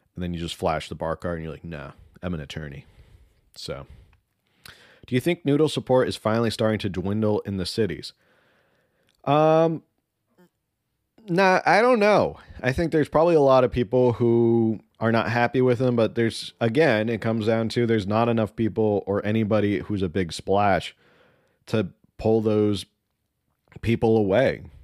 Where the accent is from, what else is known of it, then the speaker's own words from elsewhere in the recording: United States; first language Spanish; English is a second language; we Americans